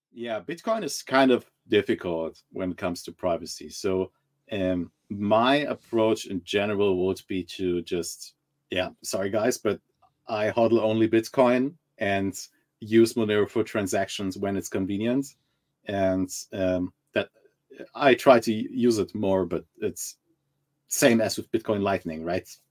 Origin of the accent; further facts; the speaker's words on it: Germany; I'm originally from Germany